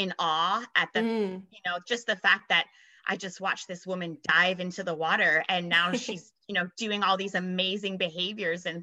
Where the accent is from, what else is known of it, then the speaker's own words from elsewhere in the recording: South Florida, United States; moved away as an adult; also born or lived in San Antonio, Texas; now in Miami, United States; I grew up in South Florida, and I always just grew up around the water